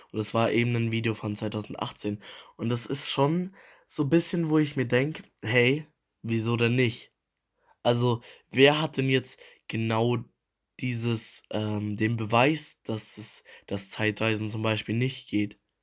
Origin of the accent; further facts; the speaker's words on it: Germany; wir als Deutsche